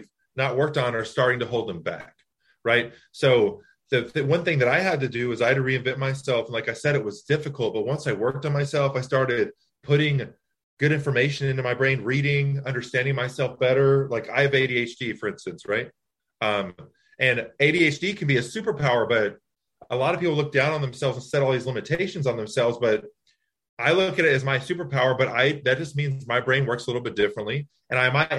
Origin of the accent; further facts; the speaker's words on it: Texas, United States; also born or lived in Louisiana; now in Long Island, United States; I'm originally from Louisiana. I moved to Texas when I was 3, and I just relocated up to Long Island